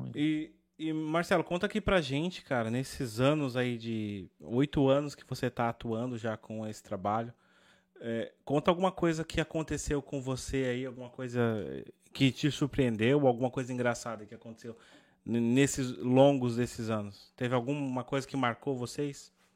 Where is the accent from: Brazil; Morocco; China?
Brazil; como brasileiro